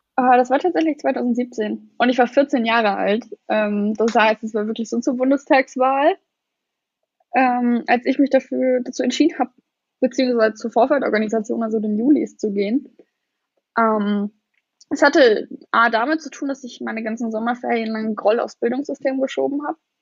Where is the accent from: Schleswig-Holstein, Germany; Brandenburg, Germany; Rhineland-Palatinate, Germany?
Brandenburg, Germany; Lusatia; Ich komme aus Brandenburg, aus der Lausitz